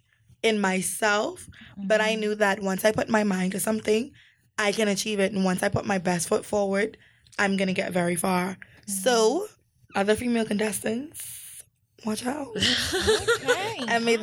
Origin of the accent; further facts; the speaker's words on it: Auckland, New Zealand; That question made me so depressed because I'm from Auckland, and so all of my family is in Auckland.